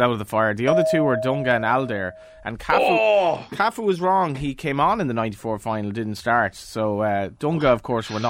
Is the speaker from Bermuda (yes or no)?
no; Galway, Connacht, Ireland; now in Dublin, Ireland; I've spent more time in Dublin now than Galway comfortably, and I don't think I've lost my accent.